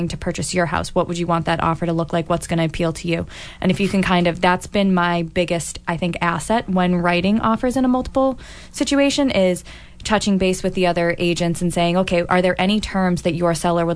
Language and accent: English; Boston, Massachusetts, United States; I'm originally from Dorchester